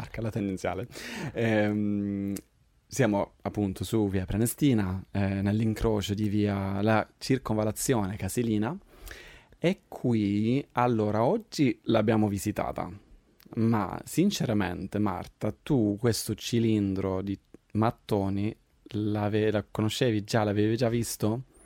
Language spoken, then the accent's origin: Italian; Sweden; moved away as an adult; now in Rome, Italy; io sono svedese, vengo dall'estremo Roma Nord, cioè la Svezia, però adesso vivo qua da sei anni